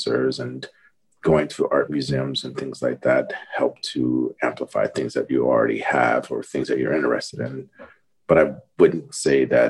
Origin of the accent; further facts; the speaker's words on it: Ohio, United States; also born or lived in Denver, Colorado; I was born in Ohio, but split my time between early years in Ohio and Colorado. You know, Denver area.